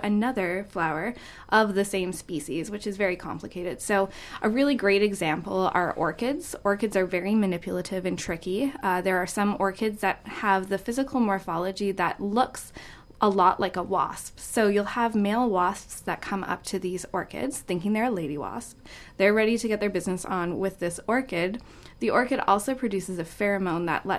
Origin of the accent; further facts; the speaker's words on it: Edmonton, Alberta, Canada; moved away as an adult; now in Vancouver, Canada; I am from Edmonton as well.